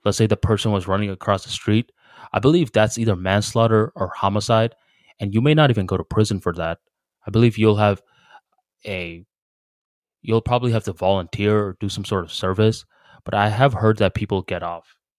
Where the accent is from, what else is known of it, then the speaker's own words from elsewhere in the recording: United States; I'm from America